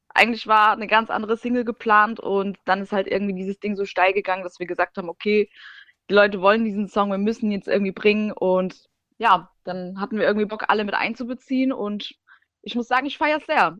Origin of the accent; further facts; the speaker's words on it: Germany; also born or lived in Siberia; ich bin schon in Deutschland aufgewachsen